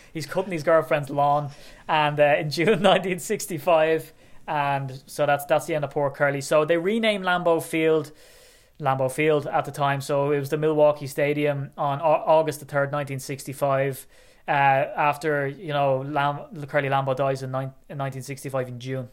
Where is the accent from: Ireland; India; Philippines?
Ireland; I'm Irish